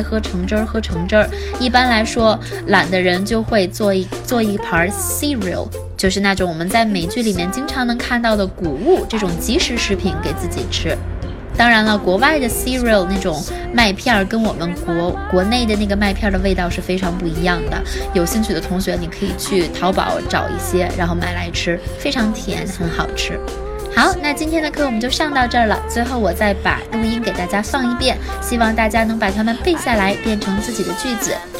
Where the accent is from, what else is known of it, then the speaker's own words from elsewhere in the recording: China; 我们中国人